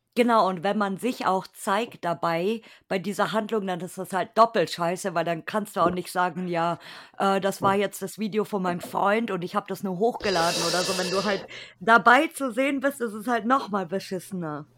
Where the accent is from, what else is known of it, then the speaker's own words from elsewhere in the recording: Bavaria, Germany; selbst ich als, als Bayer kenne mich nicht in Bayern aus